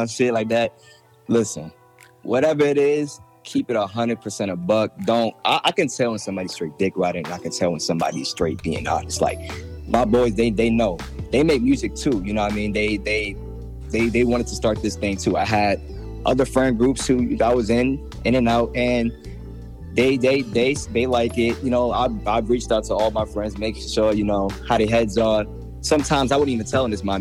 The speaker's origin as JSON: {"language": "English", "town": "Jersey City", "region": "New Jersey", "country": "United States", "said": "I'm from Jersey City, New Jersey."}